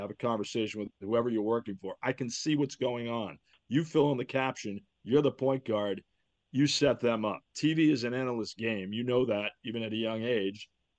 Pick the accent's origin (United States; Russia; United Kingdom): United States; Boston, Massachusetts; even though I grew up in Boston.